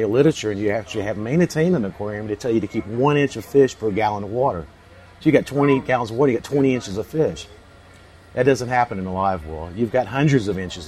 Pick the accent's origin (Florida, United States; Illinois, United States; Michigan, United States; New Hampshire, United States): Florida, United States; Central; I grew up in Central Florida on the St. John's River